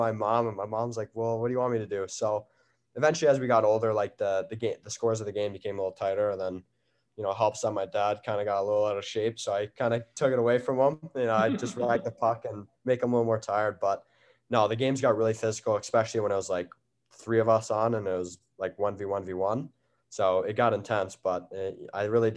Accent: Peterborough, Ontario, Canada; growing up in Canada, we always had the outdoor rink in Peterborough

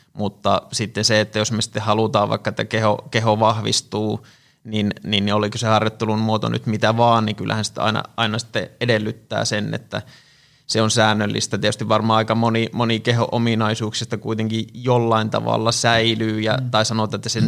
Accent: Tampere, Pirkanmaa, Finland; olen tamperelainen fysioterapeutti

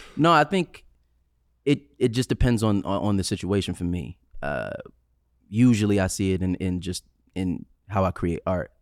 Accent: New York City, New York, United States; I'm from Staten Island

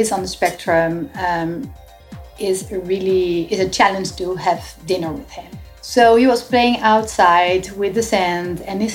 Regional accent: Netherlands; moved away as an adult; now in Miami, United States; we are originally from the Netherlands. So we moved like 6 years ago to Miami

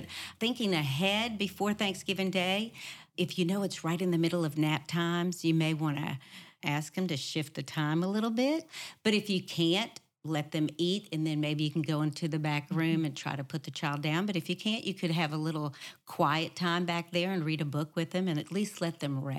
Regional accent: New Orleans, Louisiana, United States; That was the same way with us growing up in New Orleans. Our family did not pray.

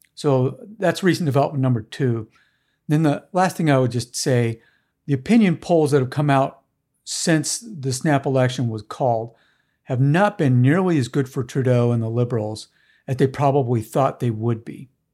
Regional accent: United States; I'm an American

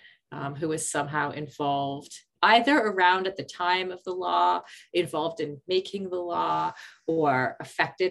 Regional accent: Canada; when I was a kid growing up

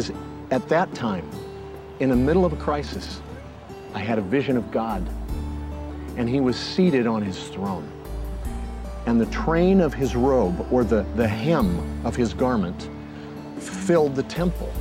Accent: Southern California, United States; When I was a kid growing up in Southern California

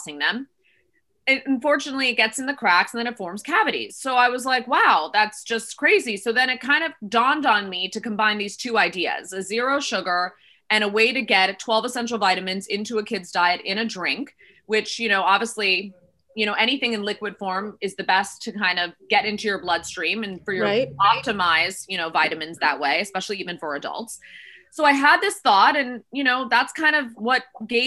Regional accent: Miami, Florida, United States; now in Los Angeles, United States; I am now in Los Angeles, but I was born and raised in Miami, Florida.

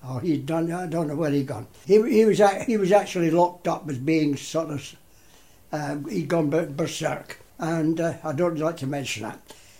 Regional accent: Glasgow, Scotland, United Kingdom; also born or lived in Cumbria; now in Penrith, United Kingdom; I was born in Glasgow.

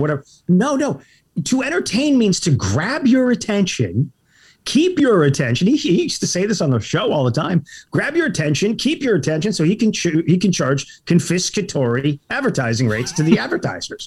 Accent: El Paso, Texas, United States; moved away as an adult; also born or lived in Boston / New York City / Los Angeles; I grew up in El Paso, Texas

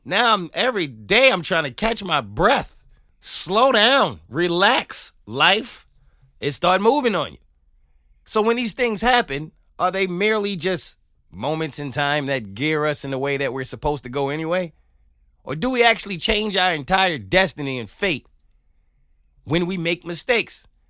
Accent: New York, United States; moved away as an adult; now in Atlanta, United States; as a New Yorker

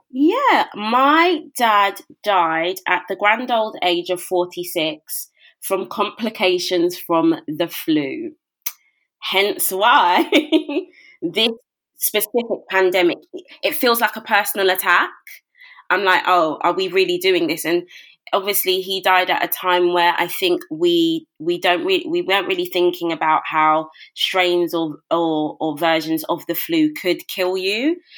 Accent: London, United Kingdom; moved away as an adult; now in Milton Keynes, United Kingdom; Born and raised in Brixton, South London

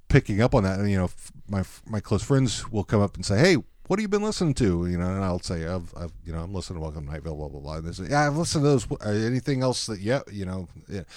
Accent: Texas, United States; also born or lived in Dallas; now in Seattle, United States; I grew up in Texas

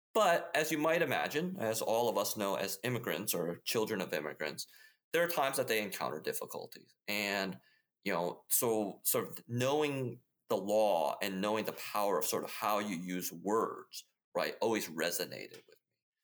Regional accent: Midwest, United States; also born or lived in Taiwan; So I grew up in the Midwest, uh, and so in many ways, sort of, I had a very typical Midwestern upbringing

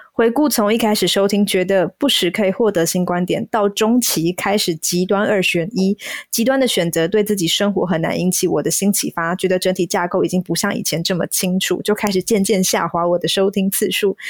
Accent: Taiwan; 我身在台湾，然后我在哪里出生

